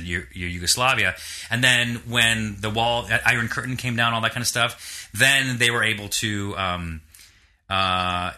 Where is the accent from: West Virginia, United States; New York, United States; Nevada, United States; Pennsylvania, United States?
New York, United States; I was born in New York.